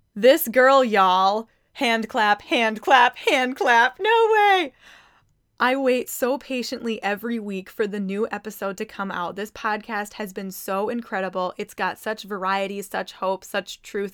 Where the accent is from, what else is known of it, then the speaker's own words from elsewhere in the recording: Mankato, Minnesota, United States; I am from Mankato, Minnesota